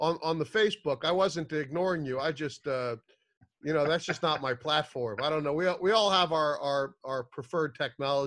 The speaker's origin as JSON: {"language": "English", "town": "Madison", "region": "New Jersey", "country": "United States", "tie": "born or raised there", "moved": "yes", "said": "I grew up in a place called Madison. So in Madison, where I grew up"}